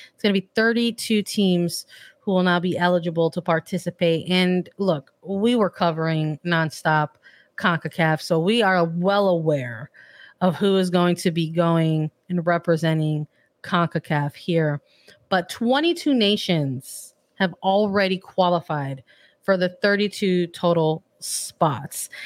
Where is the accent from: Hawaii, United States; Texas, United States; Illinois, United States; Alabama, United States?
Illinois, United States; I'm from Illinois